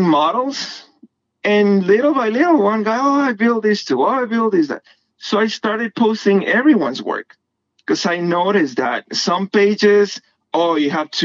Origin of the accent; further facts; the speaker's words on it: Guatemala; moved away as an adult; now in United States; I'm from Guatemala